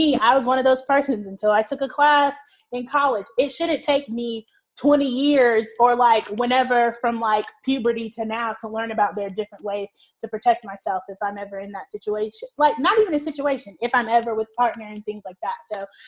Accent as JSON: {"language": "English", "region": "the South", "country": "United States", "said": "Because like, we're from the South, the Deep South, the Bible Belt, and people are like, abstinence only."}